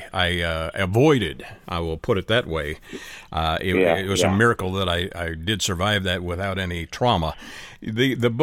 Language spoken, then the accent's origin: English; Canada; being a Canadian